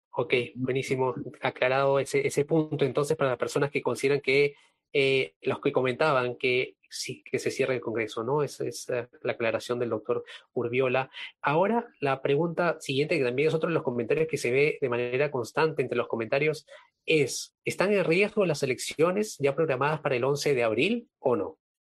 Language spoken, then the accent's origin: Spanish; Peru